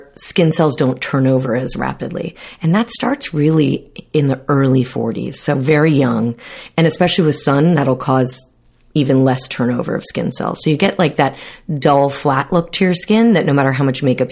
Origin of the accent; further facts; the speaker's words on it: South Florida, United States; growing up in South Florida